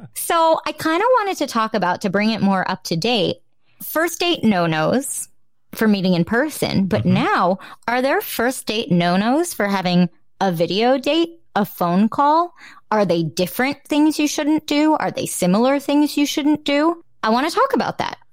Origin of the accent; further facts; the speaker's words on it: New Jersey, United States; I'm from New Jersey. I have a little accent sometimes